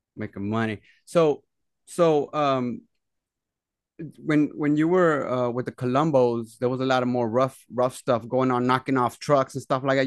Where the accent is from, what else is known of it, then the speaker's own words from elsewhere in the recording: Dallas, Texas, United States; I'm from Oak Cliff, the, the, the, the neighborhood that we're from in Dallas, Oak Cliff.